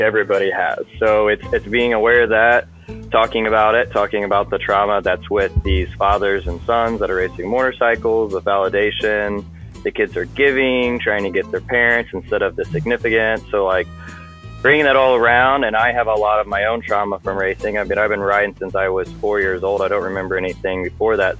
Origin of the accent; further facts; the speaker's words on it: Alton, Illinois, United States; I'm from Alton, Illinois